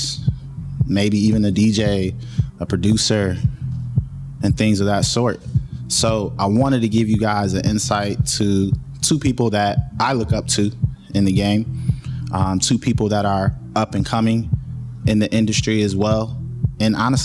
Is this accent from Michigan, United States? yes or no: yes; Michigan, United States; From my home state